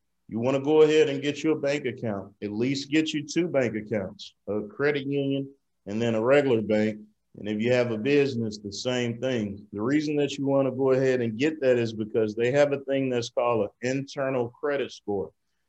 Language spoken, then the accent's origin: English; Mississippi, United States; moved away as an adult; I moved here from Mississippi in 2004 to go to High Tech Institute, where I learned computer networking and security and got a degree in that.